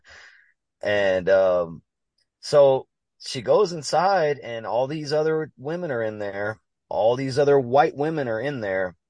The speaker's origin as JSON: {"language": "English", "region": "Louisiana", "country": "United States", "said": "I'm from Louisiana"}